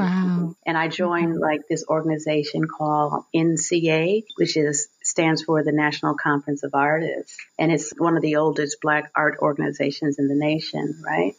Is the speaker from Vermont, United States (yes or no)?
no; Chicago, Illinois, United States; I grew up in Chicago, born and raised in Chicago